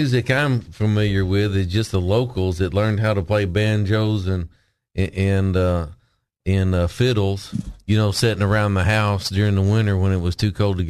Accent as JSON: {"language": "English", "town": "Mountain View", "country": "United States", "tie": "born or raised there", "said": "when I was growing up in Mountain View"}